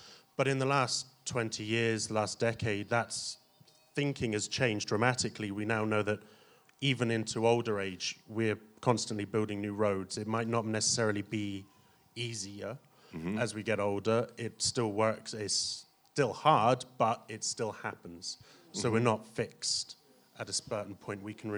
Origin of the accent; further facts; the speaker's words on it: Plymouth, South West England, United Kingdom; No. I'm from the south of the border, so from the southwest of England in Plymouth.